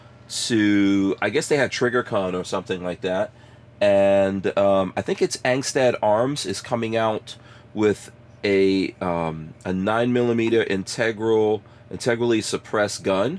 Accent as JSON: {"language": "English", "country": "Guyana", "moved": "yes", "said": "So I'm from Guyana, right? And we had to move around a lot, and then we came here with a visa, but stayed here illegally, all that kind of stuff."}